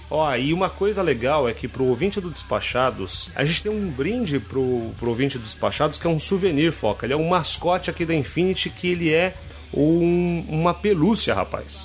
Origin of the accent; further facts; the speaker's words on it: São Paulo, Brazil; moved away as an adult; also born or lived in Minas Gerais; now in Rio de Janeiro, Brazil; Nasci em Minas, cresci em São Paulo e moro no Rio há 13 anos.